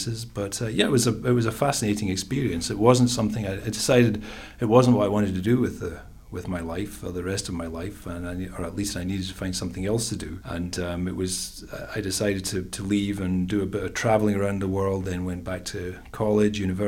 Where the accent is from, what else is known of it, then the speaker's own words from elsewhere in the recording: Scotland, United Kingdom; accent: Scottish; moved away as an adult; also born or lived in Glasgow / Pennsylvania / Seattle / New York State; now in United States; I'm originally from Scotland, that's the accent